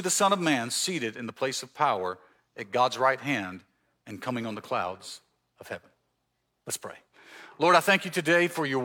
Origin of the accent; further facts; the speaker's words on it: Mississippi Gulf Coast, United States; moved away as an adult; also born or lived in Canton, Ohio; now in Marietta, United States; I'm from the South. I grew up in Mississippi, on the coast in Mississippi